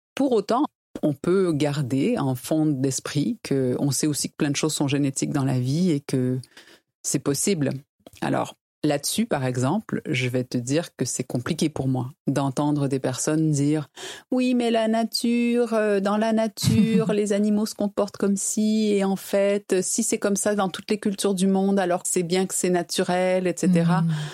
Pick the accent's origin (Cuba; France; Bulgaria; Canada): Canada; Quebec; je suis québécoise